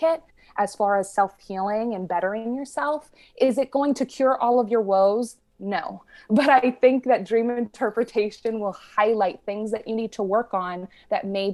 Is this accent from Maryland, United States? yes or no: no; New York City, New York, United States; my family, for the most part, we grew up in the New York City area